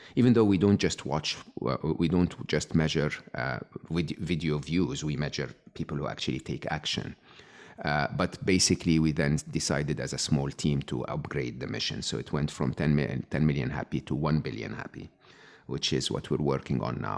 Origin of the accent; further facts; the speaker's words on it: Egypt; I was born and raised in Egypt